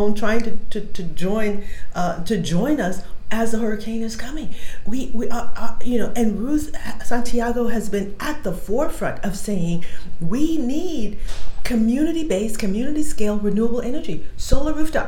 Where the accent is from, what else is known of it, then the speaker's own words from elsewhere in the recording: Liberia; I'm from Liberia